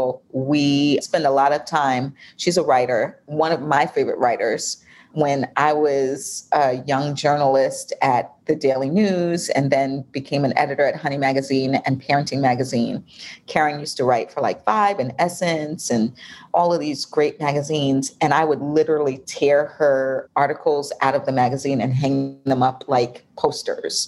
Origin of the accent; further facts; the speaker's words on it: New York, United States; now in Atlanta, United States; I'm from New York